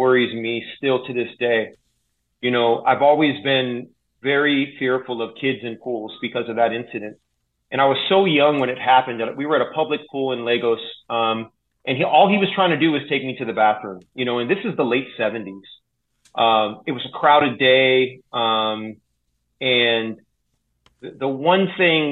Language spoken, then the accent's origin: English; Santa Cruz, California, United States; also born or lived in Chicago; Santa Cruz is my hometown